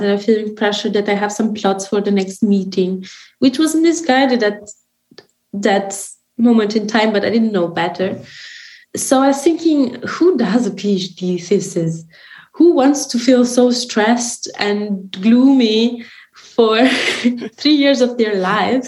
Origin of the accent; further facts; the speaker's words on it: Romania; had just opened a new branch in my hometown